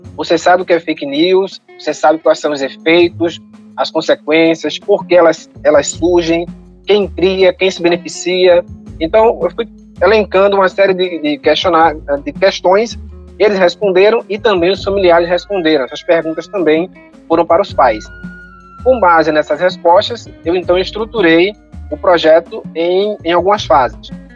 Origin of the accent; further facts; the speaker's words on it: Paulista, Pernambuco, Brazil; Nós somos de Paulista, Pernambuco, uma cidade que fica 20 minutos de Recife